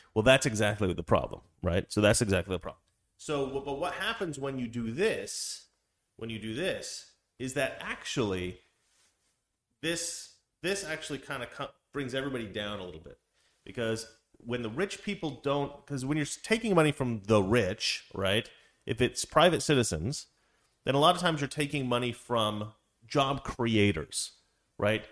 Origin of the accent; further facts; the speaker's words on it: Salem, Oregon, United States; where I grew up in Salem